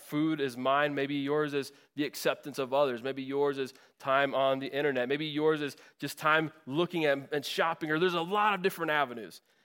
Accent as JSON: {"language": "English", "region": "Northwest Indiana", "country": "United States", "moved": "yes", "said": "I'm from Northwest Indiana, so the, the greater Chicago area."}